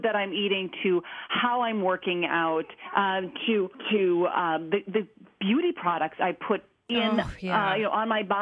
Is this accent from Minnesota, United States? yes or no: yes; Minnesota, United States; I grew up in Minnesota, the land of cows, so I ate a lot of meat growing up.